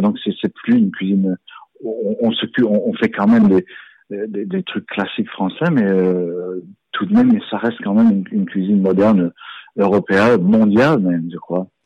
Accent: Strasbourg, Grand Est, France; moved away as an adult; now in England, United Kingdom; je suis né à, je suis né à Strasbourg

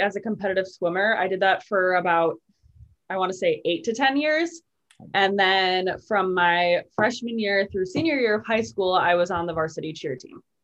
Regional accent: Waukegan, Illinois, United States; also born or lived in Kenosha, Wisconsin / Milwaukee, Wisconsin; I live in Waukegan, Illinois

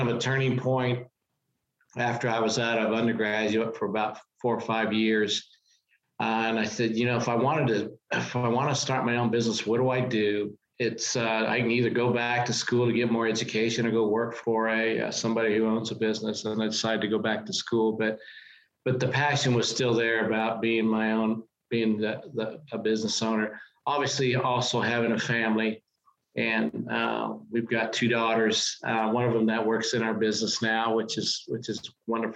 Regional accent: Wichita, Kansas, United States; It was an opportunity to work close to my hometown with a Fortune

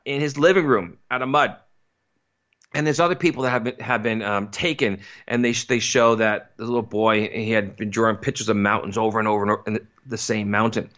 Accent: East Coast, United States; I grew up in the East Coast

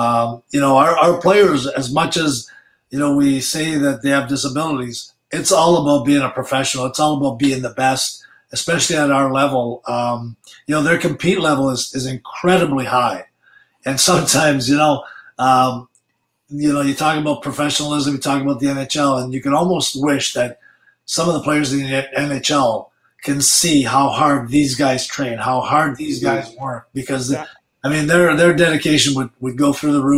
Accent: Italy; also born or lived in Sudbury; Well, I was born in Sudbury, and then a couple of years after I was, well, 3 years after I was born, we moved to Italy.

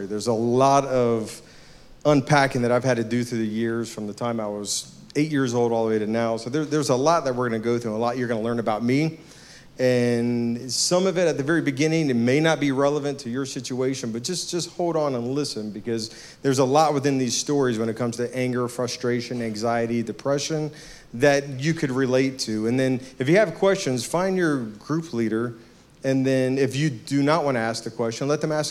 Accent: Virginia Beach, Virginia, United States; also born or lived in Norfolk, Virginia; now in Kernersville, United States; Actually born in Norfolk, raised in Virginia Beach, Virginia

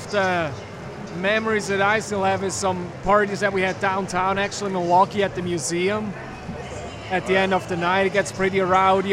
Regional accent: Switzerland; moved away as an adult; now in United States; I was born and raised in Switzerland

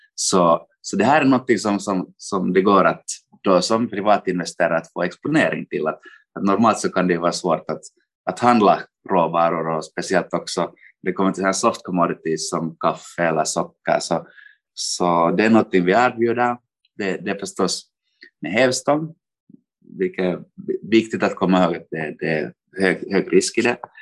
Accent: Finland; moved away as an adult; also born or lived in Helsinki, Finland / London, United Kingdom; now in Frankfurt, Germany; jag kommer från Finland, studerade i Helsingfors

